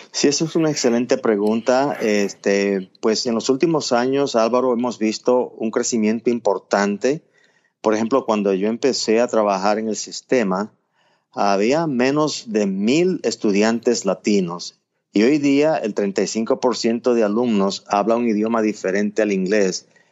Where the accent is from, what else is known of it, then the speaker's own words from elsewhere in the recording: Puerto Plata, Dominican Republic; also born or lived in Miami; now in Nashville, United States; nací y crecí en Puerto Plata, es una provincia de la costa norte de la República Dominicana